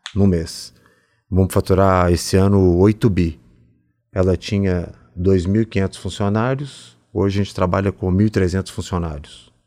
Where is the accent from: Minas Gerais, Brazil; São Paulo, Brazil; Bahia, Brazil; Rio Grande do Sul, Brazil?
Minas Gerais, Brazil; Belo Horizonte; moved away; Sou mineiro, vim de Belo Horizonte